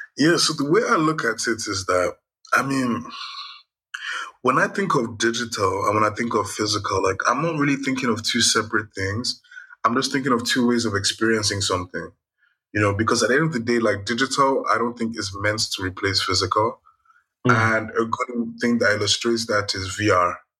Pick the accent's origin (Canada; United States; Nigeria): Nigeria; I'm Nigerian